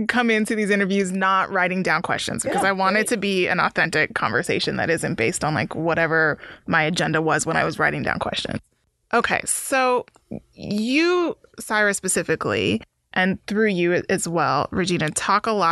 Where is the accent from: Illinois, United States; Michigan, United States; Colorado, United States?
Colorado, United States; Denver; I'm from Denver